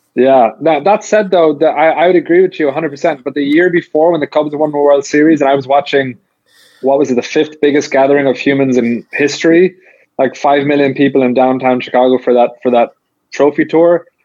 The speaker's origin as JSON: {"language": "English", "town": "Limerick", "region": "Munster", "country": "Ireland", "moved": "yes", "said": "I'm from Limerick, which is like where Munster rugby is based"}